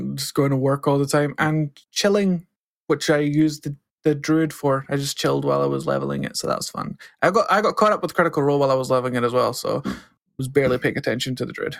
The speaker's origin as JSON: {"language": "English", "region": "Scotland", "country": "United Kingdom", "said": "I'm Scottish. We barely speak English."}